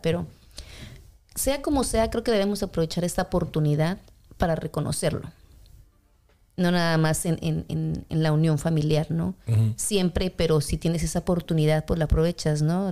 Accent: Mexico City, Mexico; also born or lived in Kansas; now in Kansas City, United States; algunas personas que yo conozco, que somos de la Ciudad de México

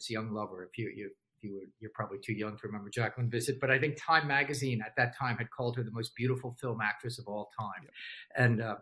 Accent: New Jersey, United States; I grew up in Jersey

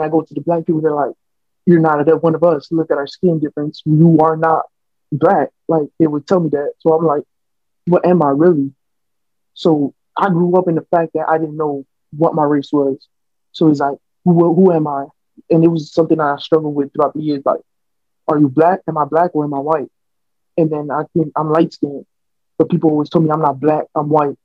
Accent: Miami, Florida, United States; accent: American; first language Spanish; English is a second language; I have an American accent because I was born and raised here

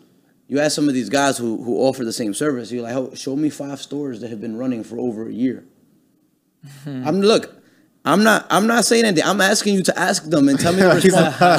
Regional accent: East Coast, United States; We're from the East Coast, so you already know Chinese food is better than the East Coast for some reason.

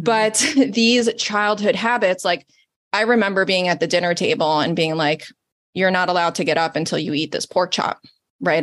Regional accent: Italy; moved away; I'm Italian, born and raised in Italy, off the boat

